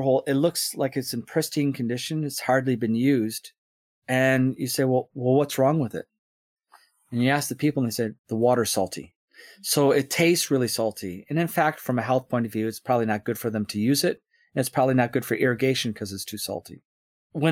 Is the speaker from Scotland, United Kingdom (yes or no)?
yes; Scotland, United Kingdom; it's not us as Scottish people